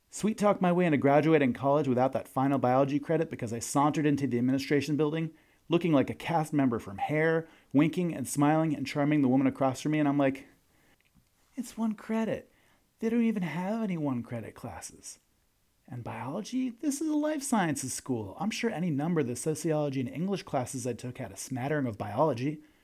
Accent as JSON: {"language": "English", "area": "Long Island", "region": "New York", "country": "United States", "tie": "born or raised there", "moved": "yes", "lives_now": "Oregon, United States", "said": "I grew up on Long Island, only forty-five minutes from the Queen's border"}